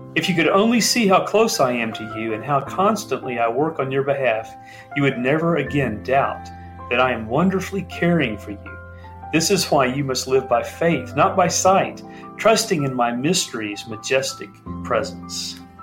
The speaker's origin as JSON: {"language": "English", "town": "Dallas", "region": "Texas", "country": "United States", "moved": "as an adult", "lives_now": "Haiti", "said": "we're generations from Dallas, Texas"}